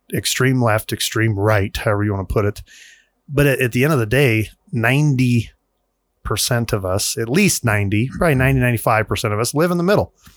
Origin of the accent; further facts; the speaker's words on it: United States; We're, we're in America. As, as an American, we have a constitution.